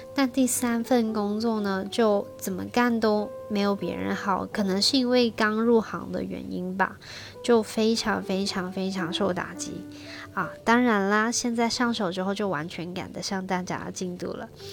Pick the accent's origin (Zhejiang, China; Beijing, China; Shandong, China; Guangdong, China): Guangdong, China; Shenzhen; 是土生土长的深圳人，现在在深圳做香港家私定制